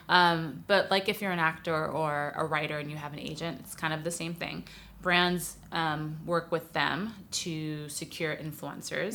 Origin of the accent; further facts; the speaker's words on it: New York City, New York, United States; moved away as an adult; now in Los Angeles, United States; I'm from New York City originally, but I've lived in LA a while now, about 12 years